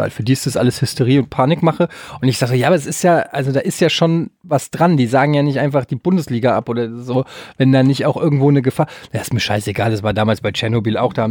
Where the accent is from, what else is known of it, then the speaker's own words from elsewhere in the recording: Germany; Wir als Deutsche